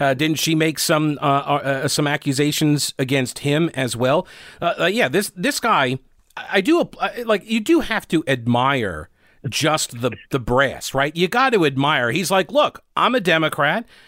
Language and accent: English; United States; now in North Carolina, United States; I'm originally from New York